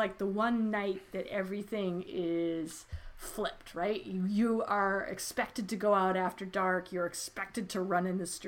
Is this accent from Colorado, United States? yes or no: yes; Colorado, United States; I grew up in Colorado